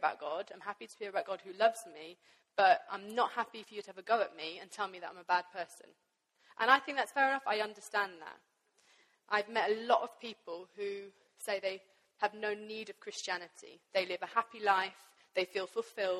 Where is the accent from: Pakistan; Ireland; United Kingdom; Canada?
Pakistan; I grew up in Pakistan